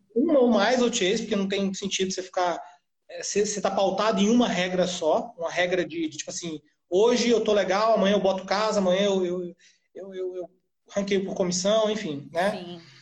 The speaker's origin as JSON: {"language": "Portuguese", "town": "Florianópolis", "region": "Santa Catarina", "country": "Brazil", "said": "A gente é de Florianópolis"}